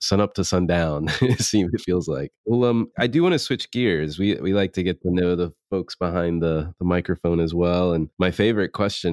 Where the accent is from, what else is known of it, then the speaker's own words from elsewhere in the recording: the South, United States; growing up in the South, in NASCAR is a big thing